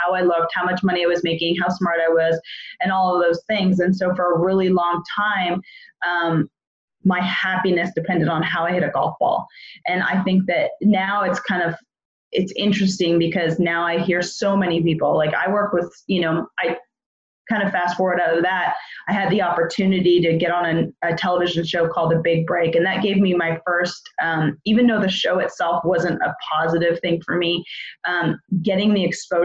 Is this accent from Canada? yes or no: yes; Edmonton, Alberta, Canada; I'm from Edmonton, Alberta, Canada